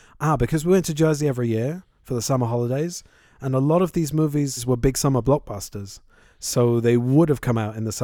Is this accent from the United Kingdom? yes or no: yes; London, United Kingdom; where we grew up in London.